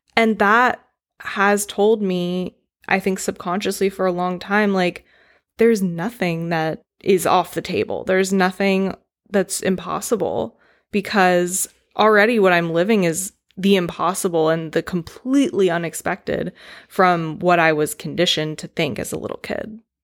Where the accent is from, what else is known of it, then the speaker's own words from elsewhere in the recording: North Carolina, United States; moved away; ten years old growing up in North Carolina in the nineties